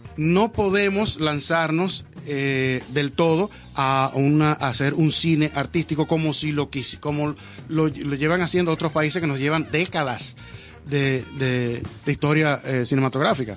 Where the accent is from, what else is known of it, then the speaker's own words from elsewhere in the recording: Dominican Republic; yo soy dominicano de aquí.